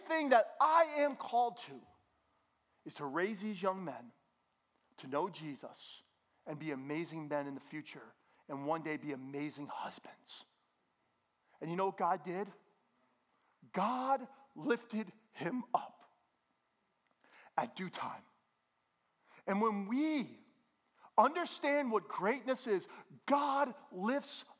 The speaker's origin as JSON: {"language": "English", "area": "Bergen County", "region": "New Jersey", "country": "United States", "said": "I'm from Bergen County, New Jersey. I'm as suburban can be"}